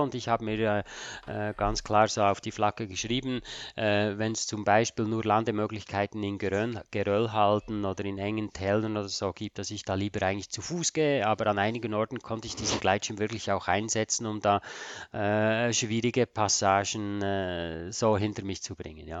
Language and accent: German; Switzerland; als Schweizer ist man da halt ein bisschen äh, Bodenständiger vielleicht